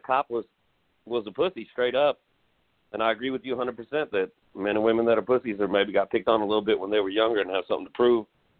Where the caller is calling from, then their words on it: Houston, Texas, United States; I'm calling from Sagemont.